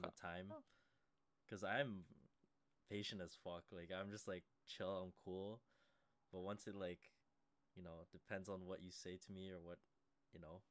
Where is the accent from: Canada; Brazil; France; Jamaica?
Canada; I'm hella Canadian